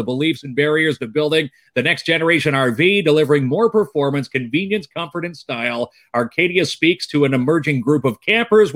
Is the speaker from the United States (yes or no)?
no; Ajax, Ontario, Canada; now in Timmins, Canada; I'm actually from Ajax, born and raised.